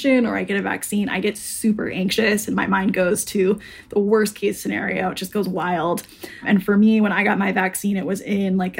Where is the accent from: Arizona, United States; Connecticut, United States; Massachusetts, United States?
Arizona, United States; now in Brooklyn, United States; I'm from Arizona.